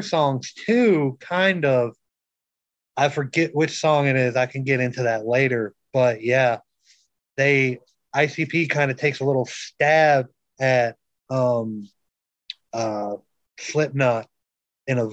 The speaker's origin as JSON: {"language": "English", "region": "Minnesota", "country": "United States", "moved": "yes", "said": "I'm originally from Minnesota. So yes, I can call myself a Yankee."}